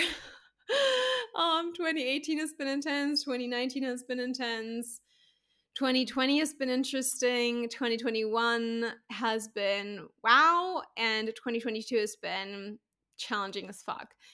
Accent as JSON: {"language": "English", "country": "Germany", "also_born_or_lived": "Spain / Santorini", "moved": "as an adult", "lives_now": "Bali, Indonesia", "said": "I'm owning it as my home country."}